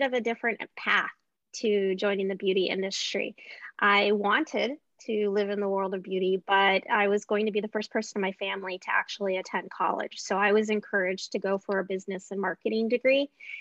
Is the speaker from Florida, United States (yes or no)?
no; Anchorage, Alaska, United States; I was born and raised in Anchorage, Alaska